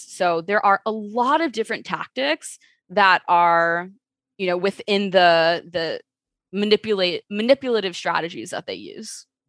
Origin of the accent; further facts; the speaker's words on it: Chicago, Illinois, United States; I am from Chicago, born and raised.